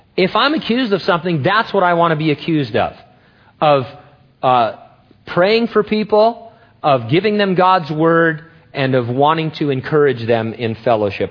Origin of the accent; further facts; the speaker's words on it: United States; I love being an American